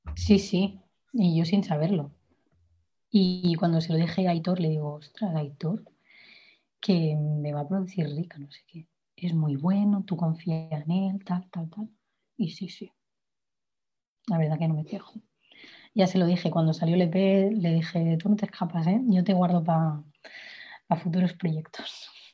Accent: Igualada, Catalonia, Spain; yo soy de Igualada

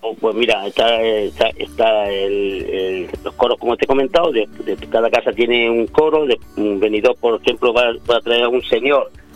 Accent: Jaén, Andalusia, Spain; yo soy de Jaén

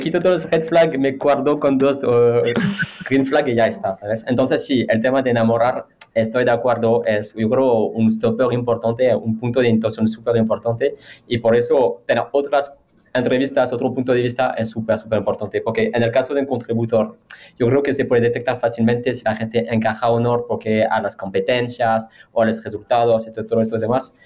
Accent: France; Spanish is a second language; now in Spain; yo haciendo una entrevista como francés

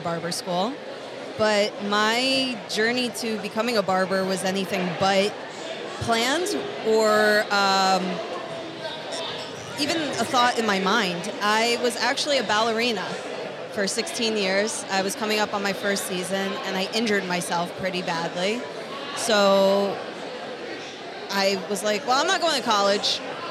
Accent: northwestern New Jersey, United States; moved away as an adult; now in Brooklyn, New York, United States; I grew up in the most beautiful, exotic place of northwestern New Jersey

